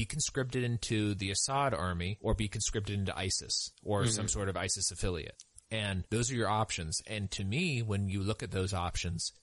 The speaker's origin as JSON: {"language": "English", "region": "California", "country": "United States", "said": "I sort of think of myself as a Californian"}